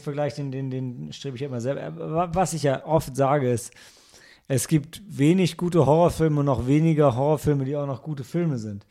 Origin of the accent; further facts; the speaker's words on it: Germany; als Deutscher